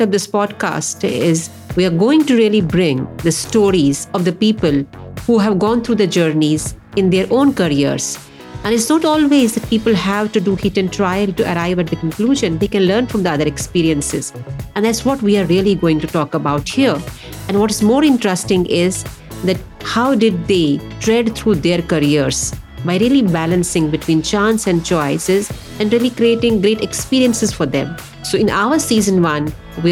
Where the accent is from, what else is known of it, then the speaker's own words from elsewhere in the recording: Jammu and Kashmir, India; now in Pune, India; I was born in Kashmir in India, and I traveled across the country to take up my education